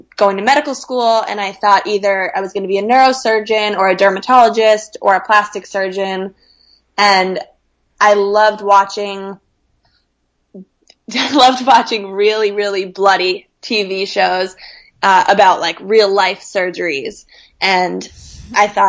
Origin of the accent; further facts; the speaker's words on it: Scarsdale, New York, United States; also born or lived in London; I was from Scarsdale, New York, which is a town in Westchester, just about 30 minutes out of New York City